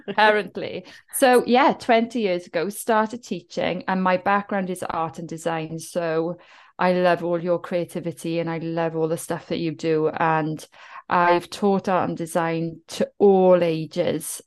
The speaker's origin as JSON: {"language": "English", "town": "Cwmbach", "region": "Wales", "country": "United Kingdom", "accent": "Welsh", "said": "I'm from South Wales, I'm from the Welsh Valleys. There, there is a heritage of being working class, being the underdog. And I come from a little village called Cwmbach"}